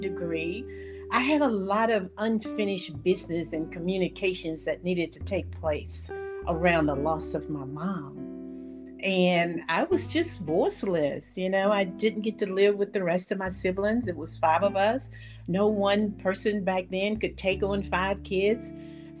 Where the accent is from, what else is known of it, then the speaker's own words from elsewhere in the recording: Middle Georgia, United States; I grew up in Middle Georgia